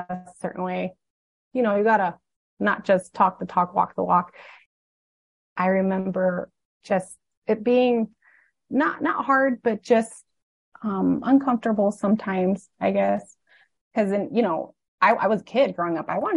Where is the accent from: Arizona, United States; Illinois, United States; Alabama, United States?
Arizona, United States; also born or lived in Needles; And so I grew up in Arizona, mostly. Most of my life was in Arizona, but they were pastoring a church in Nevada.